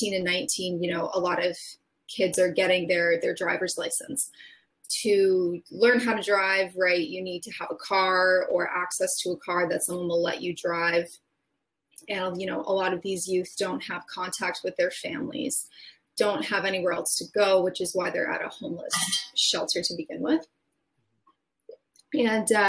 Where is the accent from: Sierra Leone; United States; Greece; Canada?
Canada; Belledune, New Brunswick; now in Greater Moncton area, Canada; growing up in Beldune, you know, to give personal example, we lived in Beldune.